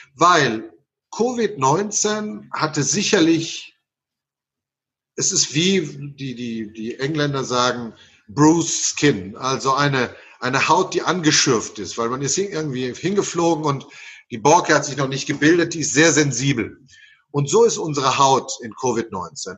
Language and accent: German; Naples, Campania, Italy; moved away; Ich bin in Neapel geboren und Neapel ist eine der abergläubischsten Städte des Universums